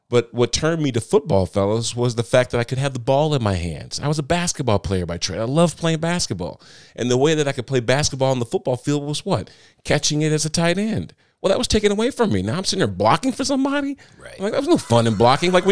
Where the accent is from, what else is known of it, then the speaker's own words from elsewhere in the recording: Moline, Illinois, United States; now in Nashville area, United States; grew up on the Iowa Illinois border, right on the Mississippi River.